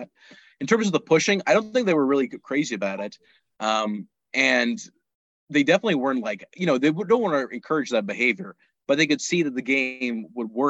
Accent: Pakistan; moved away; also born or lived in United States; I was born in the States, but I grew up in Pakistan

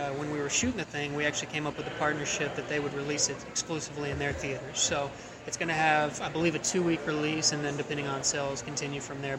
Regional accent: Wylie, Texas, United States; Yeah, Wiley, Texas. So just a little bit out of Dallas.

